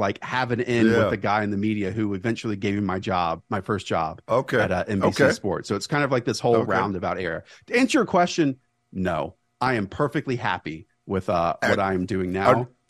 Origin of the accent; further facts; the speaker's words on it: Charlotte, North Carolina, United States; I grew up in Charlotte.